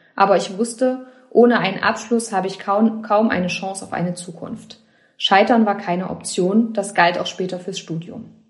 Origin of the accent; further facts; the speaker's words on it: Jena, Thuringia, Germany; Ich bin in Jena geboren und aufgewachsen, habe dort Soziologie studiert.